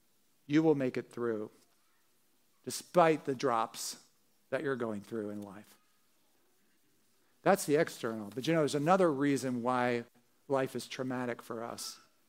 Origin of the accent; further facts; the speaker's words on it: New Jersey, United States; as I said, growing up in Jersey, would go down to the shore, you know, go on these roller coasters.